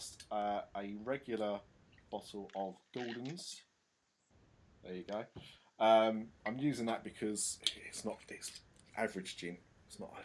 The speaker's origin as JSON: {"language": "English", "country": "United Kingdom", "said": "I'm such a Brit"}